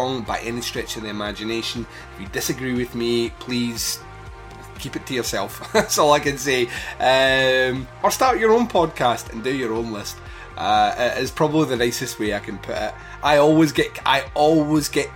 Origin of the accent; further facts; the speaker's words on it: Scotland, United Kingdom; my home country